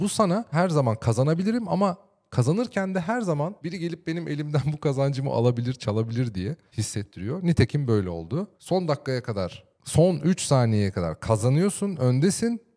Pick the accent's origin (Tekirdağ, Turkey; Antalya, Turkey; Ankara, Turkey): Ankara, Turkey; ben doğma büyüme Ankaralıyım